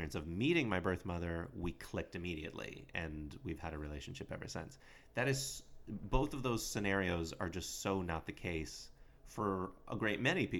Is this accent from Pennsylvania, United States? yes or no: yes; Dunmore, Pennsylvania, United States; I'm from Dunmore.